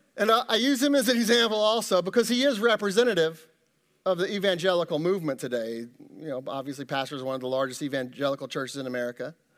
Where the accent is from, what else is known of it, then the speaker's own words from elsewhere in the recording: Kansas City, Missouri, United States; moved away as an adult; now in Ohio, United States; I grew up in Kansas City, you know, lived there, you know, most of my life.